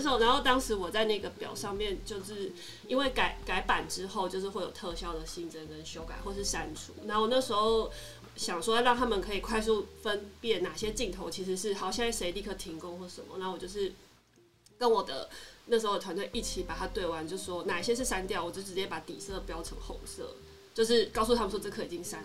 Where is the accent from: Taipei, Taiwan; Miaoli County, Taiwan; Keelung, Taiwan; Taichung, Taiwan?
Taipei, Taiwan; moved away as an adult; also born or lived in Tainan; 我本身是台北人